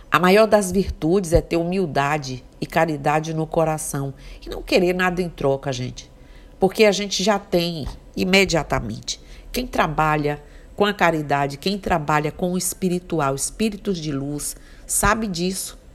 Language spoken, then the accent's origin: Portuguese; Mucugê, Bahia, Brazil; born there; como eu sou uma pessoa é, que nasci em Mucugê